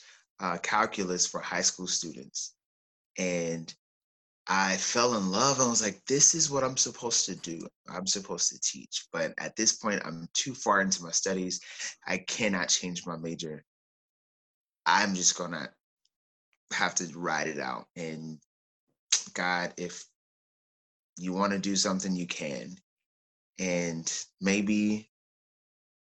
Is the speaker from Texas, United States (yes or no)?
no; Oklahoma, United States; moved away as an adult; also born or lived in California; I was born in Oklahoma and spent most of my life in Oklahoma and then transitioned to California for graduate school. So I did everything up and through college in Oklahoma